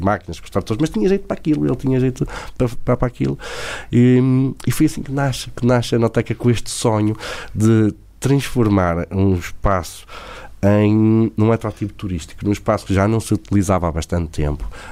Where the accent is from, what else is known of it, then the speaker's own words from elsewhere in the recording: Favaios, Norte, Portugal; I'm from Portugal, Douro Valley, I have a big farm to make big parties